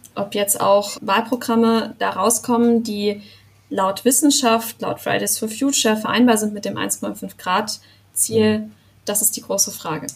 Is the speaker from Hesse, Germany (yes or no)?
no; Rastatt, Baden-Württemberg, Germany; dort wo ich herkomme, Rastatt